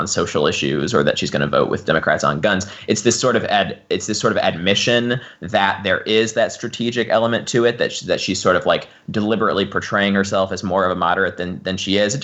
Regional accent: St. Louis, Missouri, United States; my hometown of St. Louis

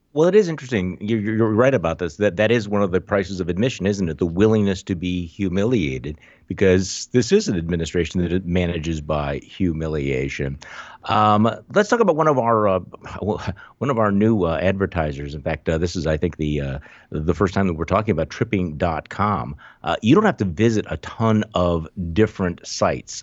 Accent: Wisconsin, United States; moved away; I'm from Wisconsin

